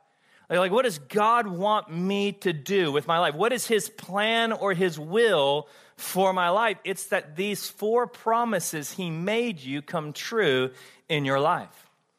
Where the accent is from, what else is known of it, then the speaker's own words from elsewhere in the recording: the South, United States; I don't know about you, but the church I grew up in the South, I was not glad when mom told me it was time to go to church.